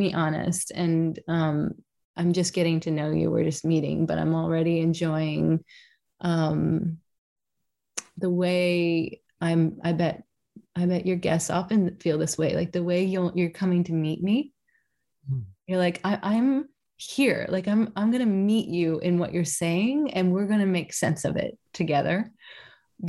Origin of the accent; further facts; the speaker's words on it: Kentucky, United States; I'm from Kentucky